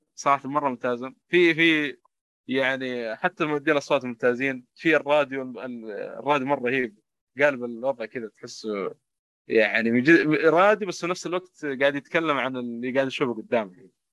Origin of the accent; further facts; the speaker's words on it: Saudi Arabia; عندنا في السعوديه